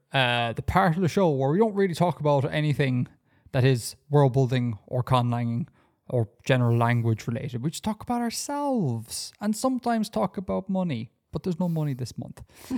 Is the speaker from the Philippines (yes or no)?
no; Saudi Arabia; born there; because I was born in Saudi Arabia. That means I have had a Saudi Arabian birth cert in Ireland, because of just stupid bureaucracy.